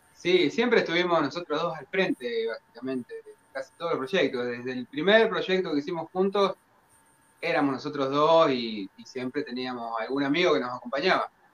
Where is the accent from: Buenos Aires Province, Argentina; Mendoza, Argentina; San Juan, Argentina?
Buenos Aires Province, Argentina; Dolores; nuestro, de nuestro pueblo ciudad